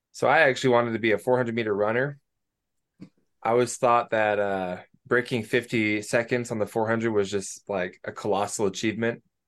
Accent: Banks, Oregon, United States; I'm from Oregon, little town called Banks, which is like an hour west of Portland

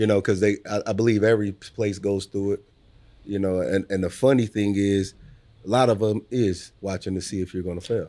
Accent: Omaha, Nebraska, United States; also born or lived in New Orleans / Los Angeles; I'm proud to be from Omaha

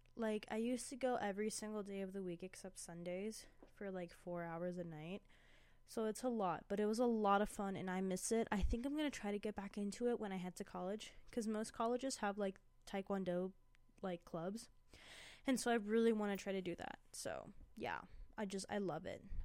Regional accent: Indianapolis, Indiana, United States; now in Colorado, United States; I was born in Indianapolis, Indiana.

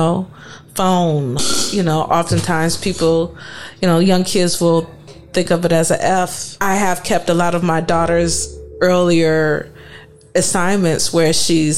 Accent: East Cleveland, Ohio, United States; moved away; also born or lived in New Orleans; I grew up in East Cleveland where it was poor

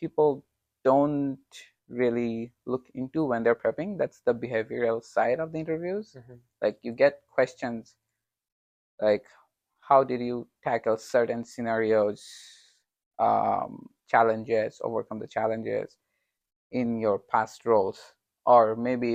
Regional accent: Bangladesh; I'm from Bangladesh

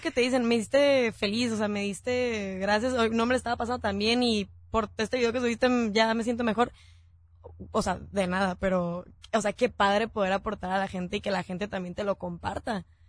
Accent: Tijuana, Baja California, Mexico; somos de Tijuana

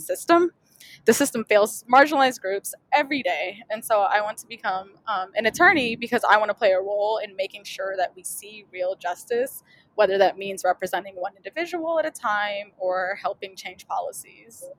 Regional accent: St. Louis, Missouri, United States; I um, am from St. Louis, Missouri

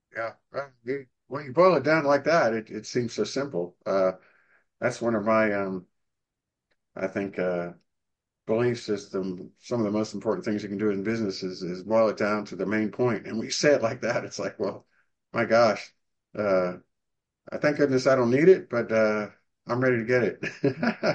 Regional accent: Arlington, Virginia, United States; now in Dallas, United States; I'm from Arlington, Virginia, and we used to have, you know, winters about 16, 17 inches of average snow

